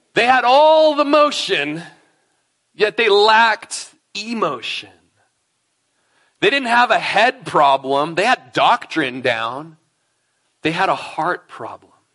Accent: Klamath Falls, Oregon, United States; now in Prineville, United States; Lindsay and I grew up in Klamath Falls together. We were probably in nursery together at Bible Baptist Church in Klamath Falls, Oregon.

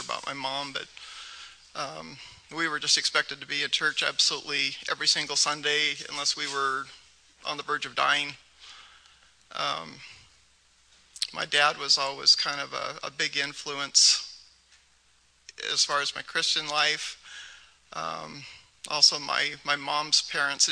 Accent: near Seattle, Washington, United States; I grew up near Seattle

